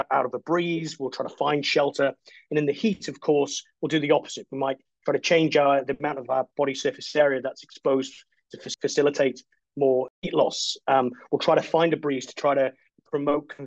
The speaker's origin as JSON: {"language": "English", "region": "Wales", "country": "United Kingdom", "also_born_or_lived": "Canada / East Midlands", "moved": "as an adult", "lives_now": "Australia", "said": "I'm originally from Wales and it rains a lot there."}